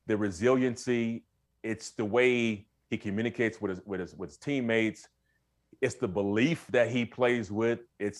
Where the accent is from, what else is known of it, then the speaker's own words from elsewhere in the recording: San Diego, California, United States; my hometown of San Diego